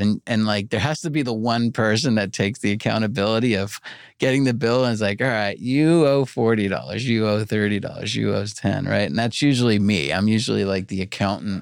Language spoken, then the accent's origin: English; New York, United States; now in Los Angeles, United States; I grew up in New York